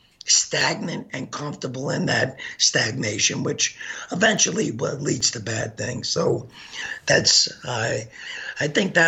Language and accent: English; New York City, New York, United States; now in Wisconsin, United States; I grew up in Brooklyn. My mom worked in a bank.